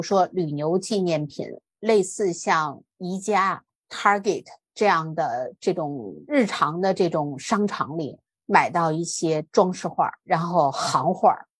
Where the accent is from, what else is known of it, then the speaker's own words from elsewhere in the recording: China; 但是我们作为中国人来讲呢，这个是我们生活当中不能回避的事情